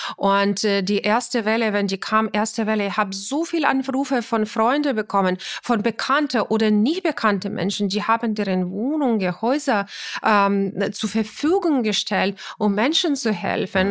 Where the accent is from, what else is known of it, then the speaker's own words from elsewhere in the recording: Ukraine; German is a second language; now in Germany; das ist mein Heimatland und meine Familie äh, war